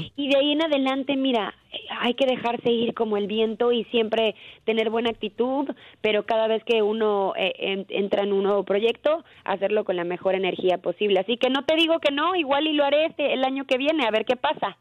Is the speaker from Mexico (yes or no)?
yes; Mexico; como mexicanos